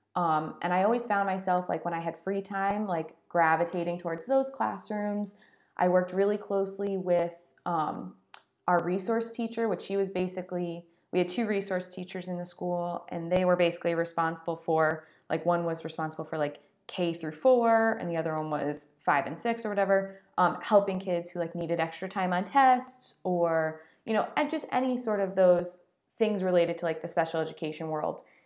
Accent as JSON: {"language": "English", "region": "Connecticut", "country": "United States", "tie": "born or raised there", "also_born_or_lived": "Pennsylvania / Florida", "moved": "as an adult", "said": "I'm from Connecticut, so I grew up up north."}